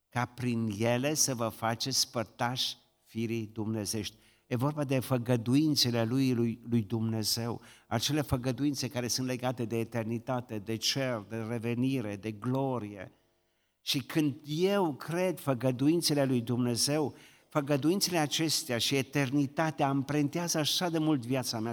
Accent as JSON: {"language": "Romanian", "country": "Romania", "said": "noi ne mândrim ca români că suntem credincioși"}